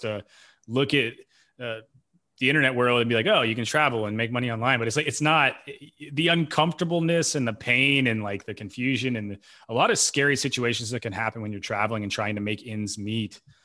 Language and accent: English; Knoxville, Tennessee, United States; I grew up in Knoxville